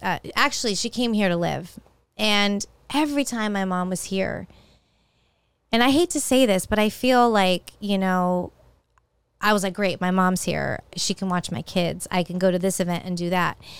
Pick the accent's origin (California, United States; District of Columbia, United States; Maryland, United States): California, United States; San Jose; moved away as an adult; also born or lived in Walnut Creek, California; now in Tampa, United States; moved to San Jose when I was about two. That's where my brother was born, and lived there all my life until I moved to Tampa in May of 2003.